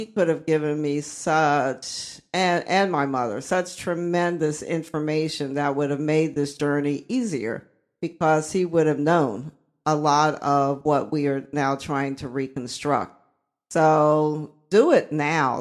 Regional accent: Uniontown, Pennsylvania, United States; also born or lived in Columbus, Georgia; they brought me back to Uniontown, Pennsylvania to stay with my grandmother

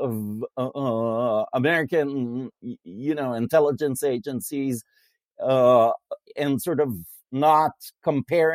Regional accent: Israel; moved away; I come from Israel

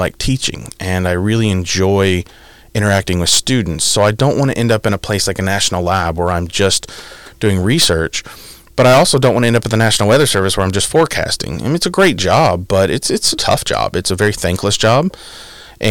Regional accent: Midwest, United States; moved away as an adult; also born or lived in Illinois; now in Pennsylvania, United States; I'm from the Midwest. It was a big culture shock, right? It's I grew up in a decent sized town, of 150,000

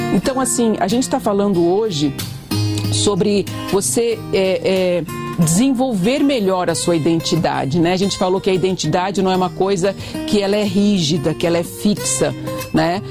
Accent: Brazil; nós somos brasileiros

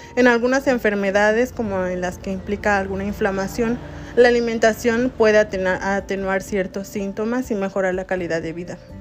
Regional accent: Mexico; nosotros como mexicanos

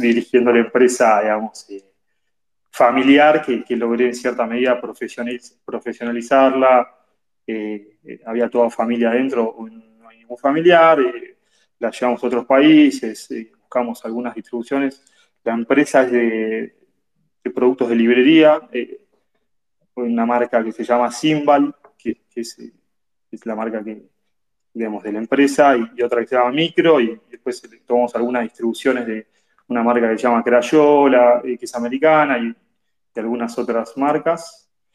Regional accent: Tandil, Buenos Aires Province, Argentina; also born or lived in La Plata; crecí en Tandil, eh, provincia de Buenos Aires. Nací en La Plata

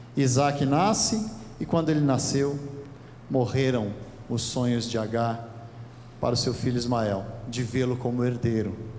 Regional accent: Brazil; nós, como brasileiros

